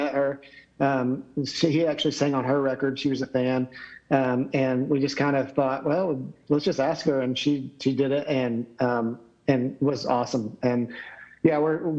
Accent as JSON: {"language": "English", "town": "Knoxville", "region": "Tennessee", "country": "United States", "said": "I'm from Knoxville, so Dollywood's like 20 minutes from my house"}